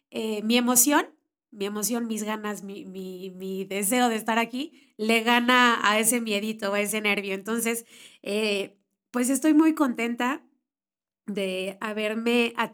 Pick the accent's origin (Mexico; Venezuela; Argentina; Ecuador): Mexico; Mexico City; born there; Eh, yo soy mexicana, nací en la Ciudad de México, soy la segunda hija de dos, la chiquita